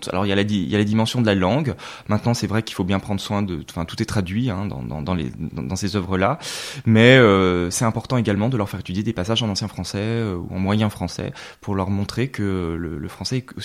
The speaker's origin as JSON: {"language": "French", "town": "Lyon", "region": "Auvergne-Rhône-Alpes", "country": "France", "said": "Alors c'est vrai mm. qu'on est originaire de Lyon. Mes parents, par le, jeu des mutations, euh, ont également été amenés à bouger euh, donc pas mal euh, en France."}